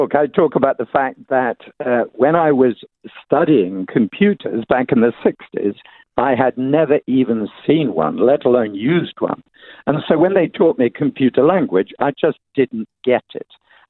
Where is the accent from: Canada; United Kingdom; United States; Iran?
United Kingdom; England; moved away; because I'm English, people assume that I like drinking tea all the time